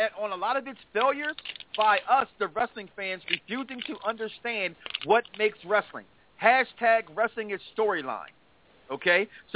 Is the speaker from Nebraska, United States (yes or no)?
no; Chicago, Illinois, United States; I grew up in Chicago